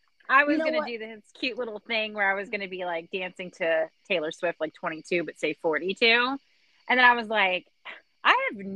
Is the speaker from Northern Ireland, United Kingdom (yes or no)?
no; Wales, United Kingdom; We're from Wales, which, I mean, it's not, like, that far off